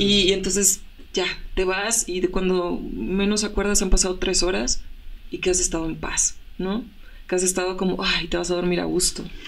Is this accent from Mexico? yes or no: yes; Reynosa, Tamaulipas, Mexico; desde mi tierra, que hace rato hablábamos que soy de Reynosa